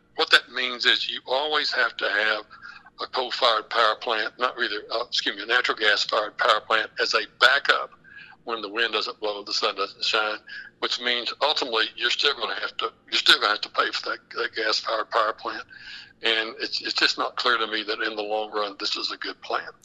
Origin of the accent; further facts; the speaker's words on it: West Texas, United States; where I'm from, I'm actually from the Permian Basin. I'm from West Texas